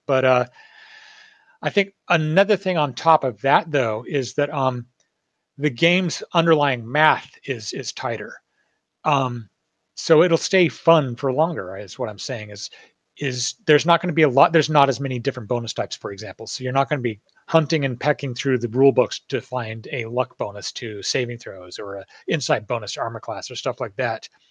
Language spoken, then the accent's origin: English; Northern California, United States; I grew up in Northern California where there's like redwood forests and just nature everywhere